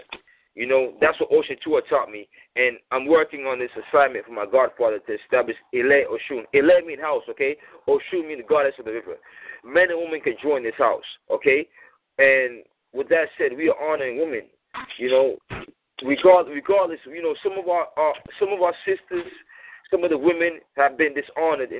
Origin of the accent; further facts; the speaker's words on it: United States; I was born here in America